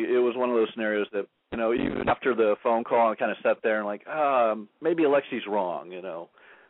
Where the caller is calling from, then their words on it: Oceanside, California, United States; This is … from Oceanside. I called in a few weeks ago.